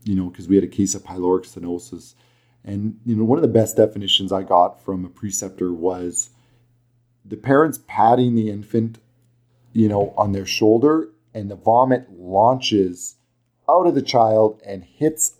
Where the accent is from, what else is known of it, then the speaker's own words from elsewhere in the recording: Alberta, Canada; accent: thick Alberta; my thick Alberta accent